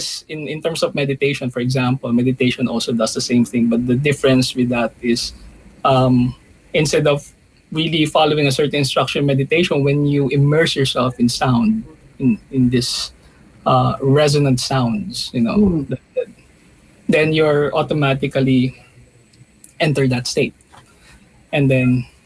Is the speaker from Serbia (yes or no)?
no; Batangas, Calabarzon, Philippines; moved away; also born or lived in Manila; I was born in Batangas.